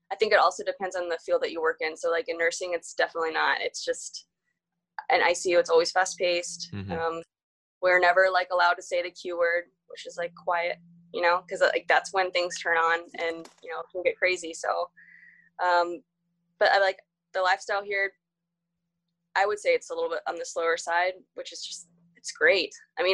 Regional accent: Florida, United States; when I tell people here that I like, I'm from Florida, they're like, oh, why did you move here?

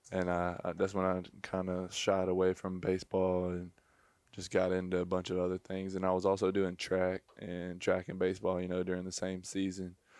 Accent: near Mobile, Alabama, United States; I grew up, um, probably twenty, thirty minutes from Mobile

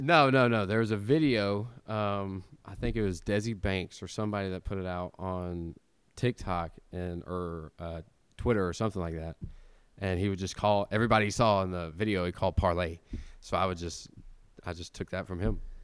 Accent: Tennessee, United States; growing up in Tennessee, um, my whole life

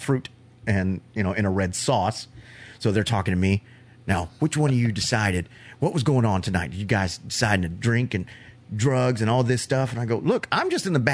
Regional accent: Florida, United States; I'm from Florida

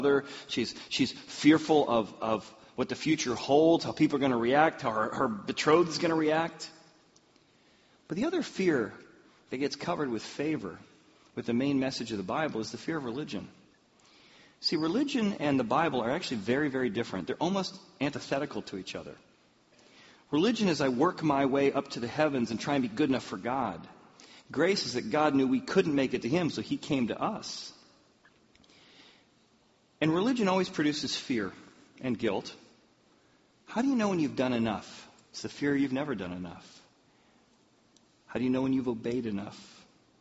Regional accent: the Midwest, Iowa, United States; now in Indiana, United States; I grew up in the Midwest, so I learned how to ski in Iowa

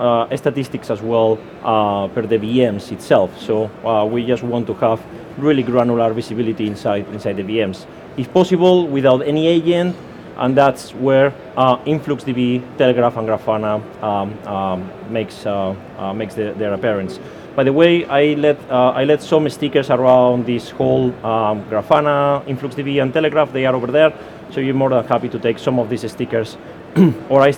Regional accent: Spain; accent: Spanish; English is a second language; now in United Kingdom; I'm Spanish, as you can hear by my accent, so I'm just a Spanish guy living in the UK

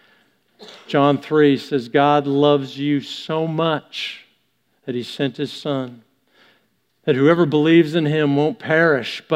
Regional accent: Canada; being Canadian

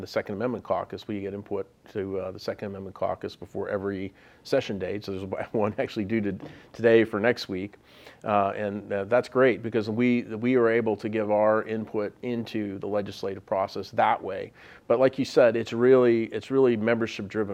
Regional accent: Pittsburgh, Pennsylvania, United States; moved away as an adult; also born or lived in Virginia; now in Harrisburg, United States; I'm from Pittsburgh, so I moved back to Allegheny County. So I'm a native son

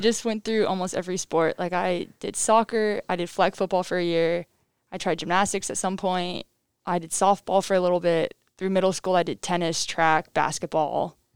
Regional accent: Crystal River, Florida, United States; moved away; I'm from Crystal River, Florida

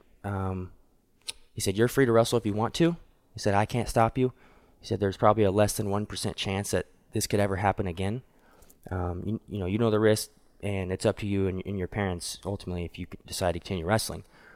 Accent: Wichita, Kansas, United States; my hometown, Wichita

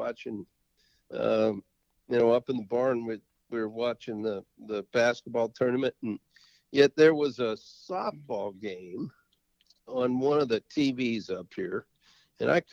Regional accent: Missoula, Montana, United States; growing up in Missoula, Montana

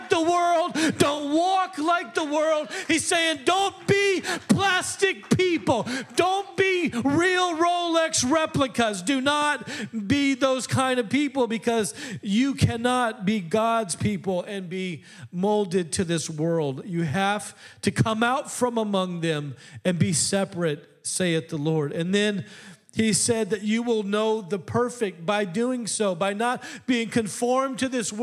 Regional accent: Midwest, United States; I'm from the Midwest.

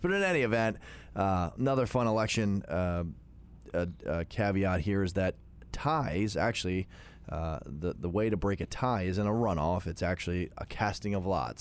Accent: Jefferson, Pennsylvania, United States; I grew up in Southern New York County, grew up in Jefferson

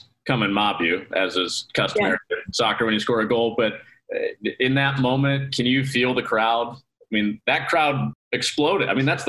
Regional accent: La Grange, Illinois, United States; I grew up in the Southwest suburbs in LaGrange.

